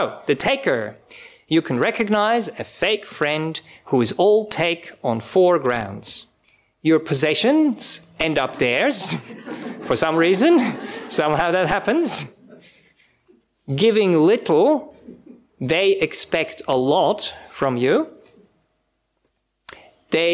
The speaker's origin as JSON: {"language": "English", "country": "Switzerland", "also_born_or_lived": "Czech Republic", "second_language": "English", "moved": "as an adult", "lives_now": "Australia", "said": "I'm from Europe originally, I come from Switzerland. My parents are from Czech Republic originally"}